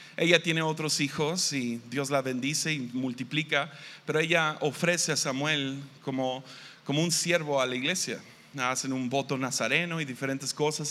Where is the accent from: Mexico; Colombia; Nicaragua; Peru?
Mexico; Tepic, Nayarit; Yo vengo de Tepic, Nayarit